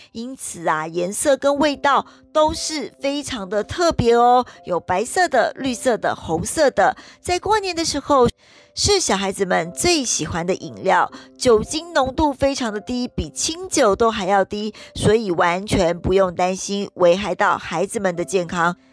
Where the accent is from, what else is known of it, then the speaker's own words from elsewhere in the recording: Taiwan; 像我们台湾人，好像现在，嗯，应该是年夜饭有时候都会到外面去吃了